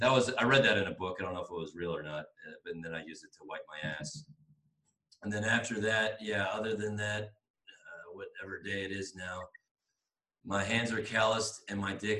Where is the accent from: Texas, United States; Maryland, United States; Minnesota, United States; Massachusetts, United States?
Maryland, United States; Washington and Baltimore; I grew up around Washington and Baltimore